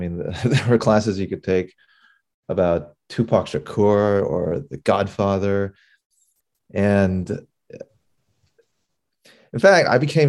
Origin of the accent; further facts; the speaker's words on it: Palos Verdes, California, United States; Even I grew up in Palos Verdes, California.